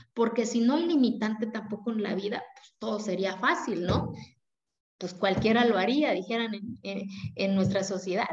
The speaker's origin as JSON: {"language": "Spanish", "country": "Mexico", "tie": "born or raised there", "first_language": "Zapotec", "second_language": "Spanish", "moved": "yes", "said": "Yo vengo de una comunidad indígena de la cual me siento orgullosa"}